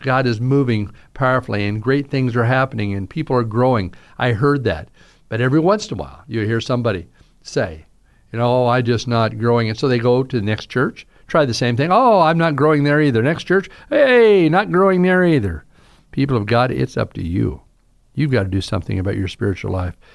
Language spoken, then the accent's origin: English; Southern, United States; accent: Southern drawl; I have this Southern drawl